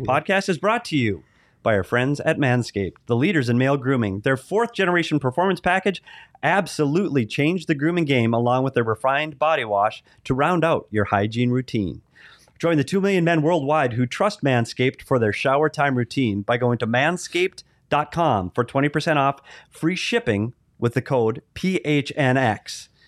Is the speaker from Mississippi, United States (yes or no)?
no; Bemidji, Minnesota, United States; now in Arizona, United States; I'm from Minnesota.